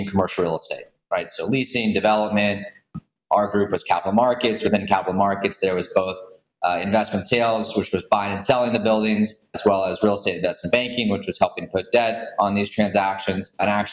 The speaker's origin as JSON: {"language": "English", "town": "Houston", "region": "Texas", "country": "United States", "tie": "born or raised there", "also_born_or_lived": "Atlanta / Washington, D.C. / New York", "moved": "as an adult", "said": "I grew up in Houston."}